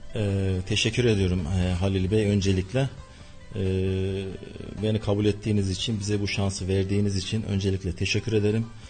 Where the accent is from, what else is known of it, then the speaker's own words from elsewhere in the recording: Gülşehir, Nevşehir, Turkey; moved away as an adult; now in Kayseri, Turkey; 1972 Nevşehir doğumluyum. Nevşehir ili Gülşehir ilçesi doğumluyum. Ee, ilk e, orta ve liseyi Gülşehir'de okudum